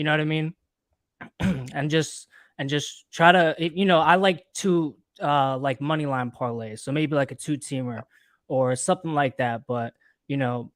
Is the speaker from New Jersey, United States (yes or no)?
yes; New Jersey, United States; I am from Jersey